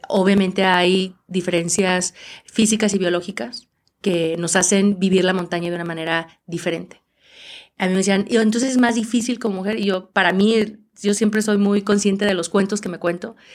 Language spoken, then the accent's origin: Spanish; Aguascalientes, Mexico; yo soy de Aguascalientes donde no hay montañas